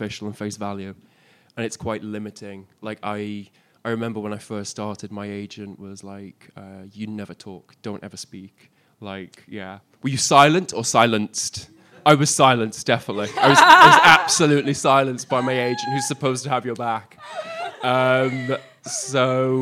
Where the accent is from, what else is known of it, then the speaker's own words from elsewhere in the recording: Isle of Man; moved away as an adult; also born or lived in Liverpool; I wasn't actually born on the Isle of Man. I was born in Liverpool. And then I moved to the island when I was about four.